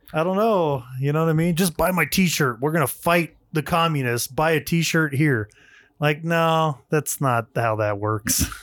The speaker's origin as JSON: {"language": "English", "country": "United States", "said": "as an American"}